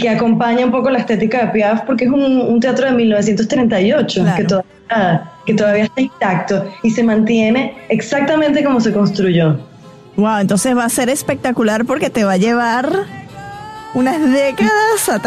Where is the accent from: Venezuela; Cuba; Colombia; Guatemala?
Venezuela; somos venezolanas, somos así.